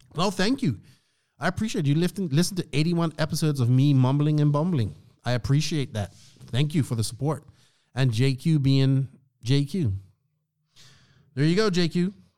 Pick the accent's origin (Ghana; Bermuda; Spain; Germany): Bermuda; now in Dominican Republic; my home country of Bermuda, just a small island in the Atlantic